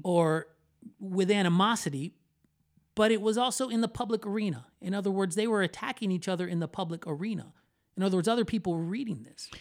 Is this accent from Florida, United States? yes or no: yes; Orlando, Florida, United States; I was born in Orlando, Florida, to Puerto Rican parents